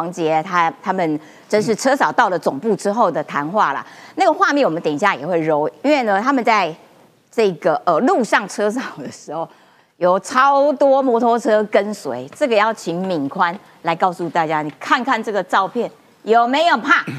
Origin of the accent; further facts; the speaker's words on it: Kaohsiung, Taiwan; 哎，你知道我高雄人啊，汉神百货在这嘛。这条路走走走到底呢，其实就是那个要要到海边的啦，就要到河边啦，